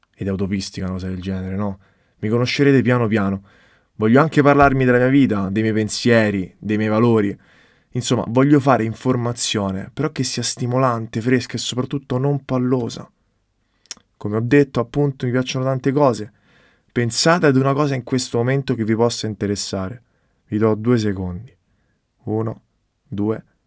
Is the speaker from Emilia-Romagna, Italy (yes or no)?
no; Rome, Lazio, Italy; moved away as an adult; now in Florence, Italy; vengo da Roma, ma studio fashion business a Firenze